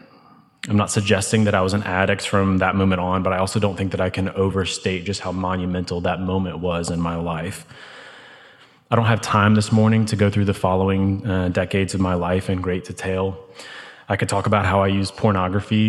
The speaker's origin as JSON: {"language": "English", "town": "St. Louis", "region": "Missouri", "country": "United States", "tie": "born or raised there", "moved": "as an adult", "lives_now": "Birmingham, United States", "said": "I was raised in St. Louis by incredible, loving Christian parents. In 2006, I moved to Birmingham for college"}